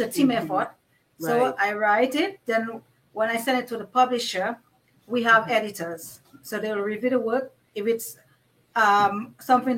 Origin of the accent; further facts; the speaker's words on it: Dominica; I grew up in Dominica